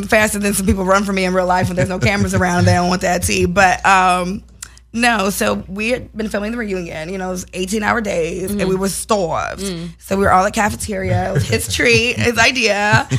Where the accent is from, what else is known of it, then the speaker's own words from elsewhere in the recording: Chicago, Illinois, United States; Well, you know, I'm from Chicago, but I'm very Hollywood.